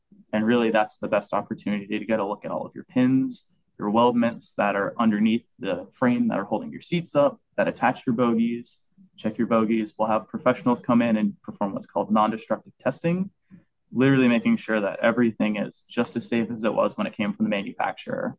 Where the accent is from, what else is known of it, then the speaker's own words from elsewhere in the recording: Orlando, Florida, United States; I grew up born and raised in Orlando